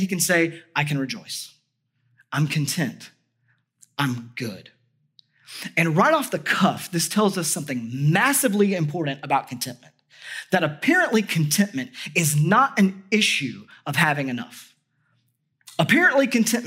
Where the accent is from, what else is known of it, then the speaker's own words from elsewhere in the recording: United States; as an American